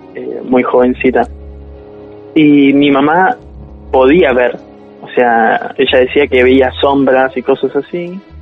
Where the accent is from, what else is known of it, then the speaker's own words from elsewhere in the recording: Buenos Aires, Argentina; now in Santos Lugares, Argentina; nací acá en Argentina, eh, pero en Capital.